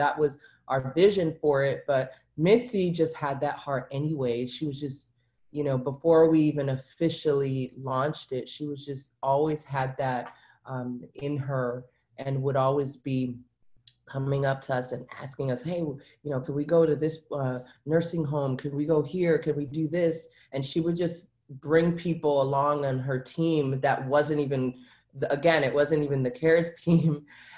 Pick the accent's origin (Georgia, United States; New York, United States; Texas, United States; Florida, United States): New York, United States; Brooklyn; now in Miramar, United States; I'm from Brooklyn, and somehow I ended up down here, and you know, you kind of just go with it.